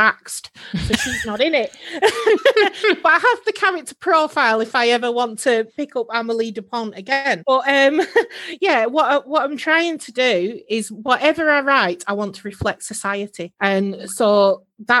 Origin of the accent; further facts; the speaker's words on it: Preston, North West England, United Kingdom; now in Northumberland, United Kingdom; I live in Northumberland now, but I'm from Preston